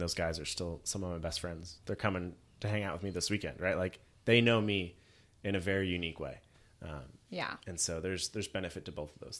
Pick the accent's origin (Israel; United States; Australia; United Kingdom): United States; Chicago, Illinois; also born or lived in Washington, D.C.; I went to school in Washington, D.C., and I grew up in Chicago.